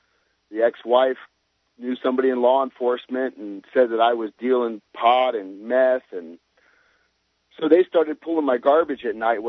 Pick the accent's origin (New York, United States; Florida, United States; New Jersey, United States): Florida, United States; New Port Richey; I'm originally from Newport Richey, which is just outside of Tampa, Florida.